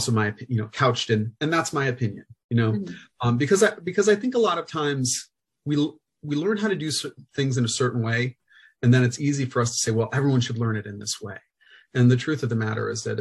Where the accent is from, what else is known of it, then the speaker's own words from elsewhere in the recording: Central Illinois, United States; I grew up in Central Illinois in a really diverse school district